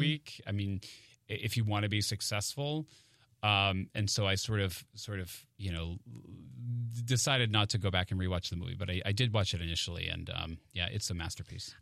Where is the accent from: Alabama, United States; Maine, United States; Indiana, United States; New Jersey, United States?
Maine, United States; moved away as an adult; now in New York, United States; I grew up in Maine